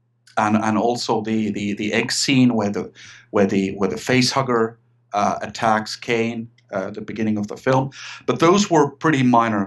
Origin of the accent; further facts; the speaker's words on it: Finland; also born or lived in Sweden; I'm Finnish. I'm from Finland, Scandinavia, and I still live here in Finland